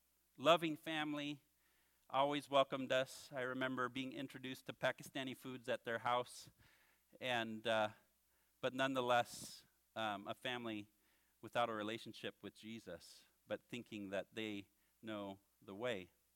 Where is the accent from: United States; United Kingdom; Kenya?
Kenya; Western; So that means I grew up in Kenya from the time I was 7 till I finished high school. We lived in the western part of the country at the time in a city called Little Bombay.